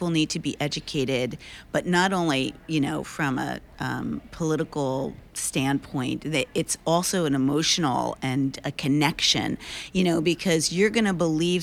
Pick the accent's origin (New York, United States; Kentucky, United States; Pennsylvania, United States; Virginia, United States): New York, United States; we're all from New York